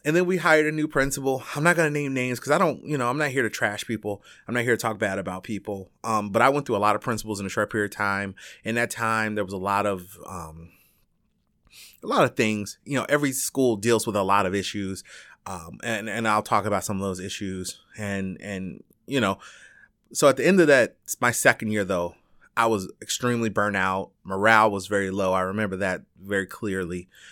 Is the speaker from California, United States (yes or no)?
no; Chicago, Illinois, United States; also born or lived in Alaska; I'm born and raised in Chicago